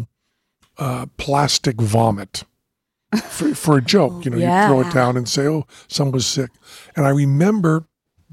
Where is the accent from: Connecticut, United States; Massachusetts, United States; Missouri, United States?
Massachusetts, United States; Greenfield; accent: Greenfield; moved away; I'm from Western Massachusetts. So a trip to Boston was a huge deal.